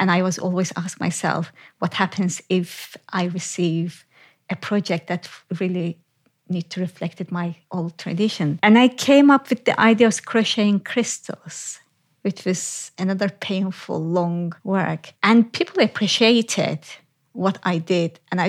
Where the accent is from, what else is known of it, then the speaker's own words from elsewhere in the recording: Turkey; English is a second language; But I had to travel from my hometown to west of Turkey, Izmir, to study.